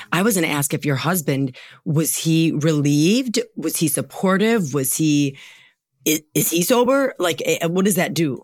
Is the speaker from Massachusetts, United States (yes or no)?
no; Wisconsin, United States; we're from Wisconsin too